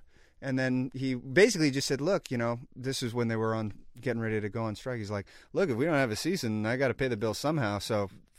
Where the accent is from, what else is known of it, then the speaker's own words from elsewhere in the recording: Sacramento, California, United States; moved away as an adult; also born or lived in Los Angeles; I grew up in Sacramento, California.